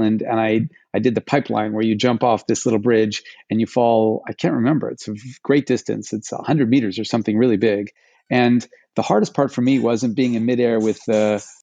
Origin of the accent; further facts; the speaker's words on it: Alaska, United States; I grew up in Alaska, started skiing when I was 4 years old